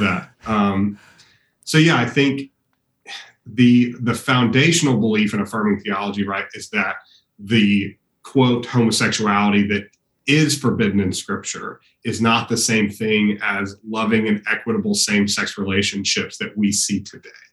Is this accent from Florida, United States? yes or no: no; Austin, Texas, United States; I was born and raised here in Austin, was gone for a while doing uh, undergrad and, and, seminary, and then we moved back